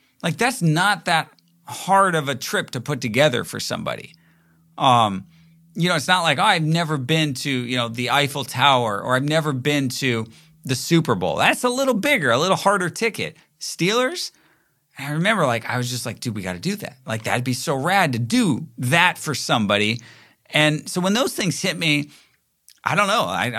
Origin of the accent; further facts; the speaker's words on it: Toronto, Ontario, Canada; But then again, growing up in Toronto, you don't actually ever think like maybe if it's the Maple Leafs